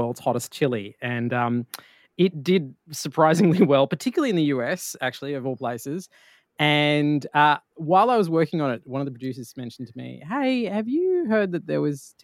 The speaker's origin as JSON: {"language": "English", "country": "Australia", "said": "being an Australian in the US"}